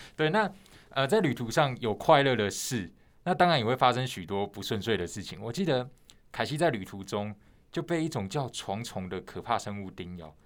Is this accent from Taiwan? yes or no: yes; Taiwan; 像我们是台湾人